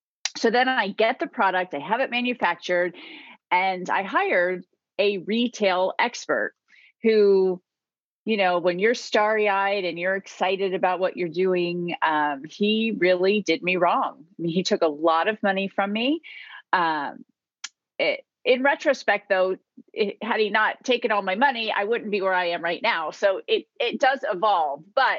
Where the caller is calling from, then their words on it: Virginia, United States; I am in Virginia, right outside of Washington, D.C.